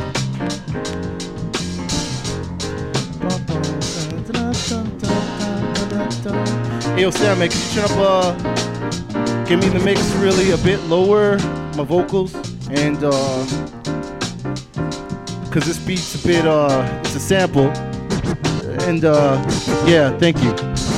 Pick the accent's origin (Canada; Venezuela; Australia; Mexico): Canada; Mississauga, Ontario; now in Winnipeg, Canada; I grew up in good old Mississauga, Ontario, Cooksville to be specific